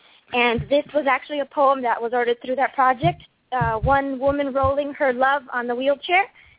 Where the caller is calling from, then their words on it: Los Angeles, California, United States; I'm calling from Los Angeles.